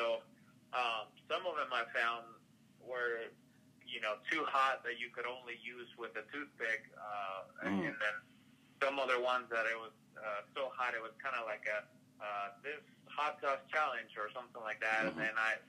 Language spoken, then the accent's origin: English; Madrid, Community of Madrid, Spain; now in United States; No, actually, I'm originally from Madrid, Spain. So I'm coming all the way across the big pond, so to speak.